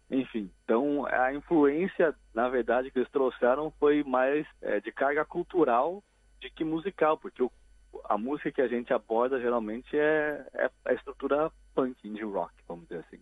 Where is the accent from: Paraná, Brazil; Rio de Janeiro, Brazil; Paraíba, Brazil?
Paraná, Brazil; Curitiba; moved away as an adult; eu sou de Curitiba, então lá eu toquei em cerca de umas três ou quatro bandas desse período dos 14 até eu me mudar para cá quando eu tinha uns 24 anos